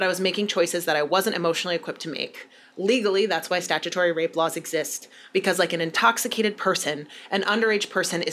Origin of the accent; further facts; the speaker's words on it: United States; as an American